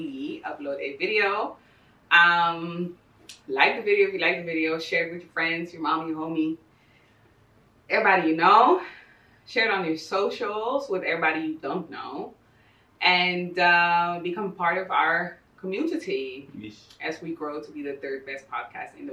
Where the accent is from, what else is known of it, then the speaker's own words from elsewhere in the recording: Ecuador; also born or lived in Bogota, Colombia; And then we moved to Ecuador.